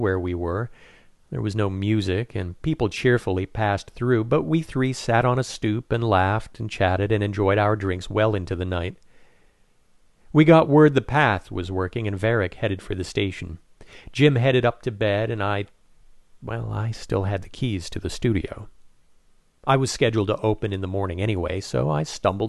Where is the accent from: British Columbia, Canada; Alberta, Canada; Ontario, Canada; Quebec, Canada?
Quebec, Canada; Saint-Jean-sur-Richelieu; moved away as an adult; now in New York City, United States; My hometown of Saint-Jean